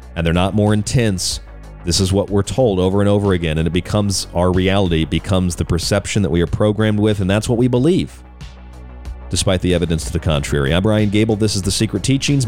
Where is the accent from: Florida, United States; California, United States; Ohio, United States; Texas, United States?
Florida, United States; moved away; also born or lived in Lakeland, Florida / Polk County, Florida / St. Pete Beach, Florida; I grew up in Florida. I lived in a lot of places in Florida. I lived in Lakeland